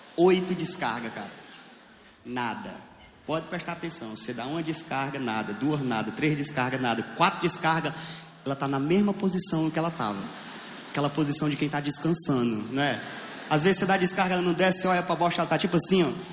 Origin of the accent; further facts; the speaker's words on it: Piauí, Brazil; Eu sou do Piauí.